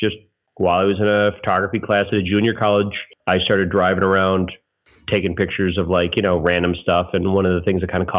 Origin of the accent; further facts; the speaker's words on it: Joliet, Illinois, United States; moved away as an adult; now in Chicago, United States; for my hometown paper that I grew up at, you know, where I grew up at, which was Joliet, Illinois